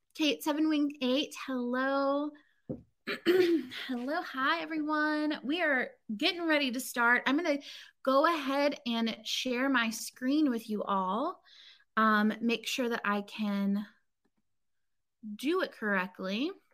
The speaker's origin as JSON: {"language": "English", "town": "Inverness", "region": "Florida", "country": "United States", "tie": "born or raised there", "also_born_or_lived": "Chicago", "moved": "yes", "said": "I grew up, or I lived for several years as a kid, um, in this place called Inverness, Florida"}